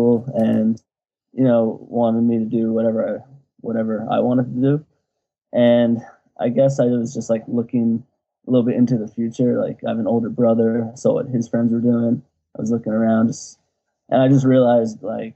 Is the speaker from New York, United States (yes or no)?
yes; New York City, New York, United States; I'm from New York City, and more specifically, it's this little town, like the most southern tip of it, called Rockaway Beach